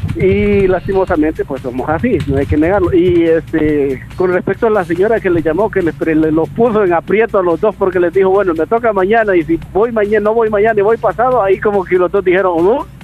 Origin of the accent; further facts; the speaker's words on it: El Salvador; como buen salvadoreño, somos así